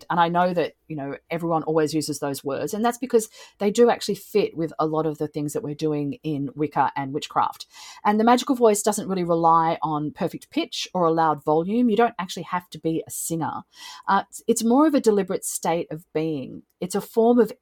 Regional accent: Australia; I am also Australian

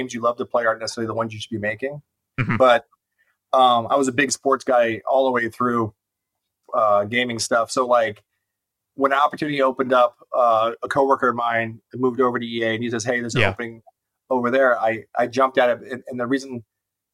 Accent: Cleveland, Ohio, United States; moved away; I'm from Cleveland originally, so I'm a big fan of all the Cleveland sports teams

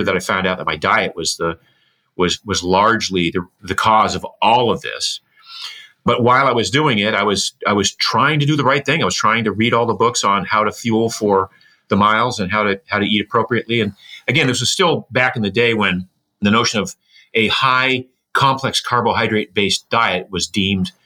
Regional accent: Boothbay Harbor, Maine, United States; I was born in Booth Bay Harbor, Maine. It's a fishing village, a small fishing village.

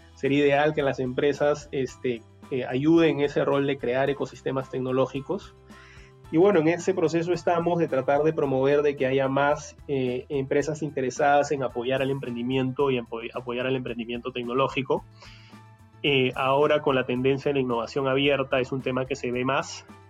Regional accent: Peru; en Perú somos

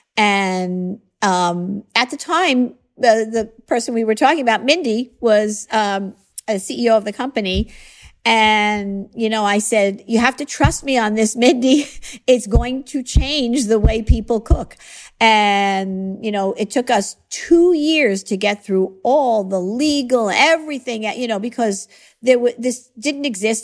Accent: Long Island, New York, United States; I grew up on Long Island. I raised my family on Long Island

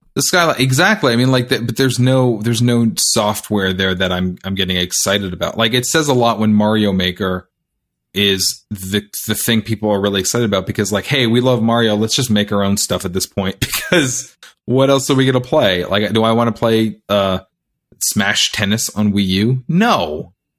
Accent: Canada; I'm Canadian

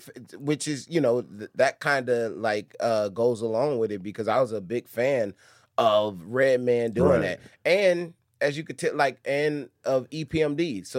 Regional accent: Detroit, Michigan, United States; also born or lived in Los Angeles; probably... I moved to Detroit from L.A. when I was 6.

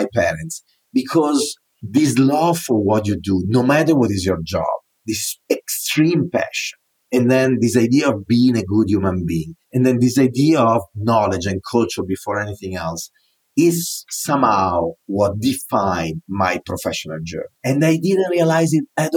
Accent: northern Italy, Italy; accent: Italian; English is a second language; moved away as an adult; now in New York City, United States; I was born in the north of Italy

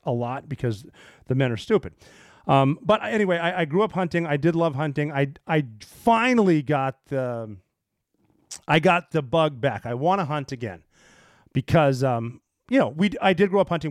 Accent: Montana, United States; I grew up in Montana

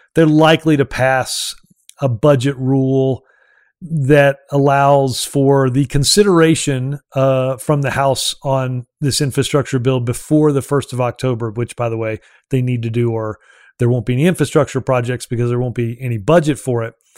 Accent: Alabama, United States; Alabama, uh, my home state

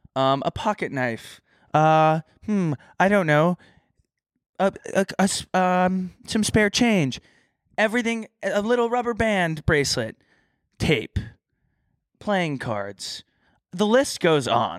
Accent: Texas, United States; I grew up in Texas

